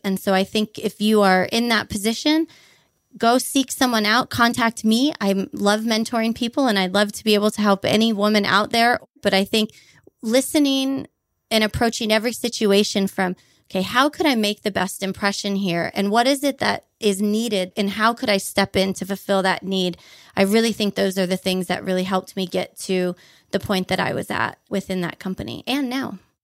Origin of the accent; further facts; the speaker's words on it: Honolulu, Hawaii, United States; moved away as an adult; also born or lived in Boise, Idaho; now in Portugal; I grew up on about a thirty-three-foot sailboat in Honolulu, Hawaii.